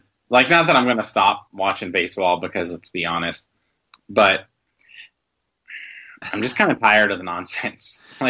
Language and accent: English; Indiana, United States; now in Kentucky, United States; Actually, I'm from Indiana, but I live in Kentucky.